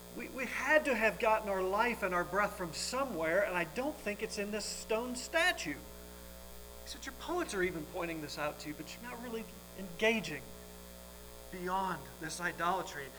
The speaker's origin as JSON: {"language": "English", "area": "Welsh", "region": "Wales", "country": "United Kingdom", "said": "I'm Welsh"}